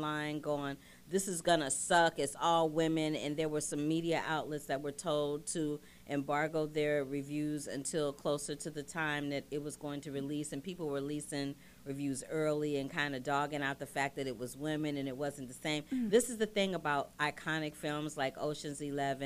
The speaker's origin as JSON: {"language": "English", "town": "St. Louis", "region": "Missouri", "country": "United States", "said": "I'm from St. Louis"}